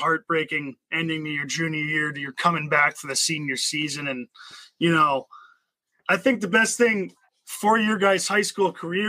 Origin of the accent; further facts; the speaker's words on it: East Grand Forks, Minnesota, United States; growing up in East Grand Forks